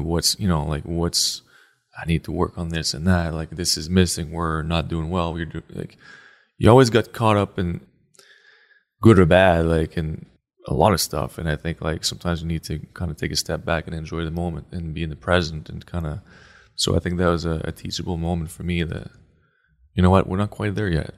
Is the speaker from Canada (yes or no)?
yes; Canada; moved away; I grew up, obviously, as a Canadian boy.